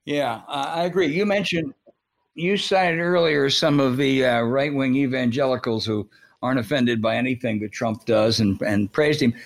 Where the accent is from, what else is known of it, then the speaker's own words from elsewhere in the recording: near Camden, New Jersey, United States; I grew up near Camden